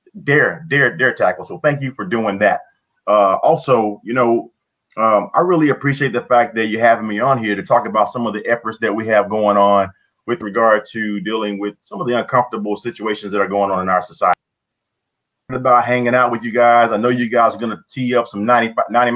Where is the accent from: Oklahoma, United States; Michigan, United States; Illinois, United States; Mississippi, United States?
Mississippi, United States; I'm from Mississippi